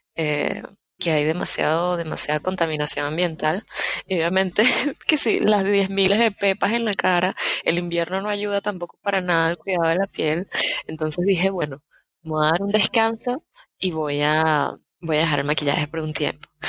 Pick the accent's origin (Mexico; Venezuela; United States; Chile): Venezuela; Caracas, Capital District; moved away; especialmente nosotros que venimos de Caracas.